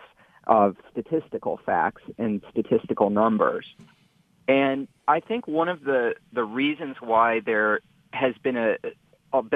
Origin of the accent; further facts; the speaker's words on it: Dearborn, Michigan, United States; my hometown of Dearborn